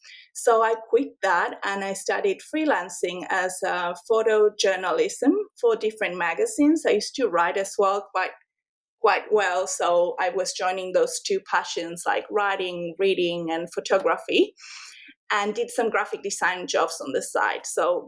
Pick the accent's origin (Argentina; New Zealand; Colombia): Argentina; La Pampa; now in Australia; And these were all taken in this farm I grew up with in La Pampa.